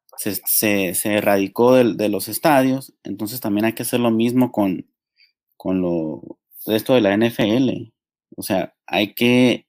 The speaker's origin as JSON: {"language": "Spanish", "country": "Mexico", "said": "Nosotros somos mexicanos"}